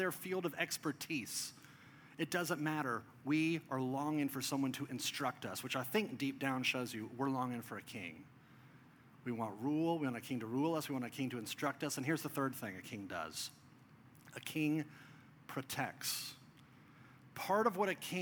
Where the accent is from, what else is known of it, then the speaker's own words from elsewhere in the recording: United States; We as American modern people